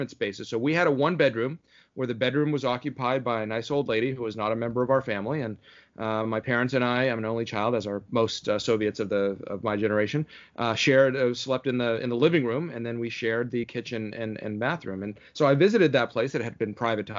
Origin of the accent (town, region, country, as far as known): Ontario, Canada; born or raised there; moved away as an adult; also born or lived in Moscow, Russia; now in Falls Church, United States